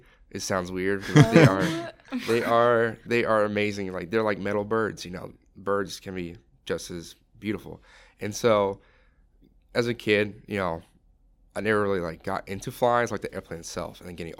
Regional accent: Oregon, United States; because I'm from Oregon

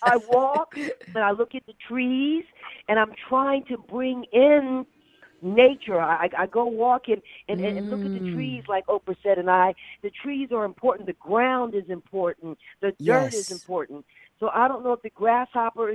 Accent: the South, United States; moved away; also born or lived in Alabama / Georgia; I was brought up in the South a little bit. So in Alabama and Georgia

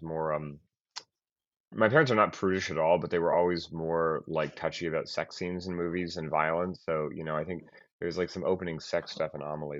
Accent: Boulder, Colorado, United States; there was a video store in my hometown of Boulder

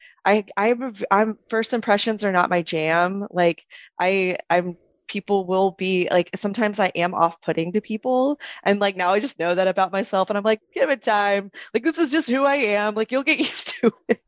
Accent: Texas, United States; I'm Texan

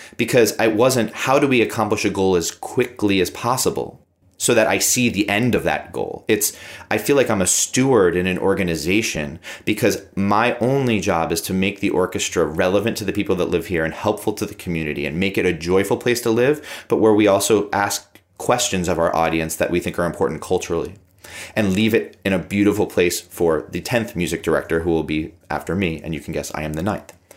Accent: United States; as an American music director

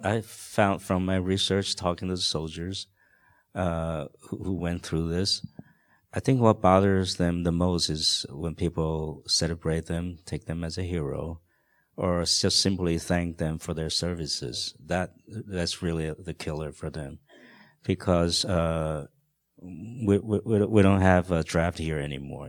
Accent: Taiwan; English is a second language; moved away; I grew up in Taiwan in a very protected kind of a atmosphere

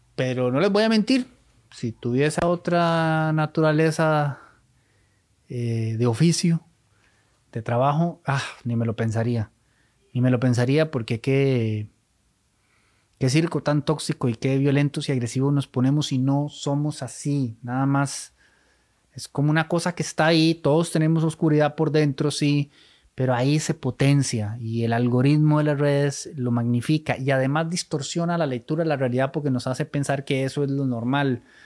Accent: Costa Rica; somos ticos

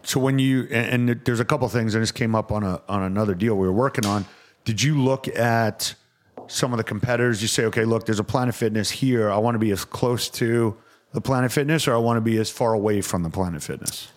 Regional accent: Westbury, New York, United States; I am from Westbury.

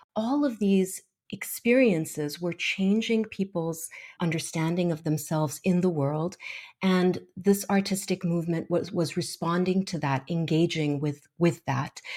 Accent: Kuwait; growing up in Kuwait

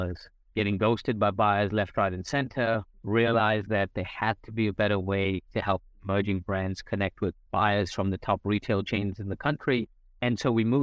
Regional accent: South India, India; moved away as an adult; also born or lived in Raleigh, North Carolina, United States / United Kingdom / Australia; So I was born in India

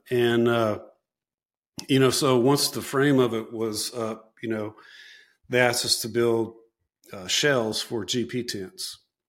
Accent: Chicago, Illinois, United States; It's like, man, I'm from Chicago, you know?

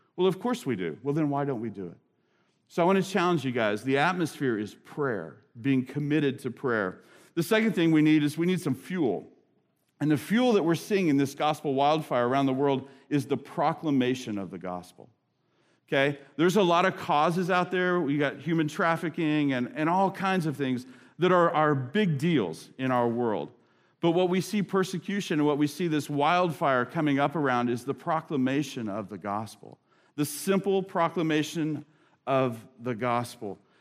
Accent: United States; an American Christian

